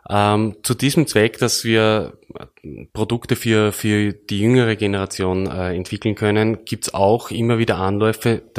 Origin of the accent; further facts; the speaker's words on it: Burgenland, Austria; worauf wir als Burgenländer, wir sind …, besonders unterstreichen äh, möchten